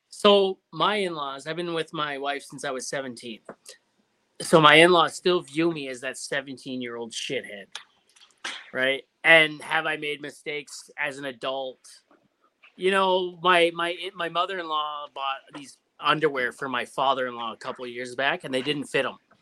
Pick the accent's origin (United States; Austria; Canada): Canada; Ontario; moved away; I'm from Ontario originally